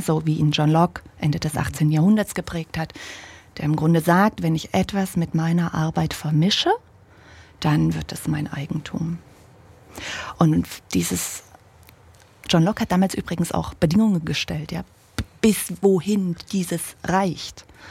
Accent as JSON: {"language": "German", "country": "Germany", "tie": "born or raised there", "said": "ich bin ja ein Kind der DDR. Hm an, in einem kleinen Dorf aufgewachsen, 500 Meter von, vom Sperrgebiet"}